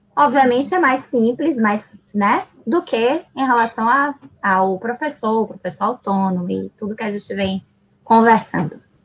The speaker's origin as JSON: {"language": "Portuguese", "town": "Salvador", "region": "Bahia", "country": "Brazil", "tie": "born or raised there", "also_born_or_lived": "Buenos Aires, Argentina", "said": "eu nasci em Buenos Aires, cresci em Salvador e eu levo comigo duas culturas muito ricas"}